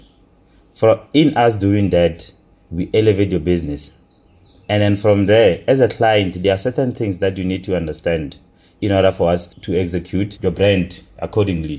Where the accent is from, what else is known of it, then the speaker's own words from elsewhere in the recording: Rustenburg, North West, South Africa; also born or lived in Pretoria; I was born in Pretoria and I was raised in Rustenburg.